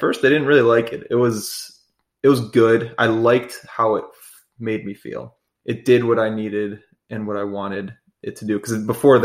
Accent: Chicago, Illinois, United States; I grew up in the Chicagoland area and went to high school there

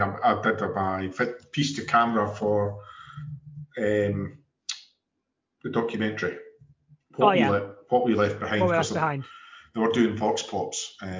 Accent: Bo'ness, Scotland, United Kingdom; I'm actually from a town called Bowness, which is about directly across the water from where you film when you guys are in Couris filming.

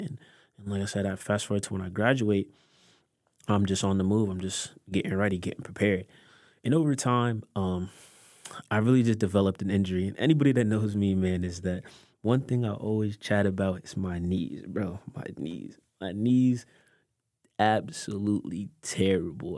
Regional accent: Delaware, United States; growing up in Delaware, parents are from Haiti

